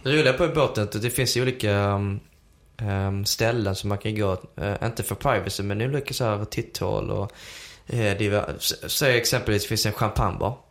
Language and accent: Swedish; Helsingborg, Skåne, Sweden; moved away as an adult; also born or lived in Södertälje / Uppsala / Märsta; jag är ju uppvuxen i Helsingborg men eh, född i Södertälje